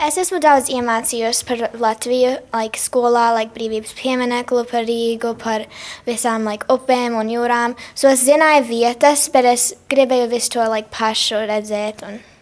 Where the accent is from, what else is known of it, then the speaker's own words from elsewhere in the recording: Chicago, Illinois, United States; es esmu uzaugusi Amerikā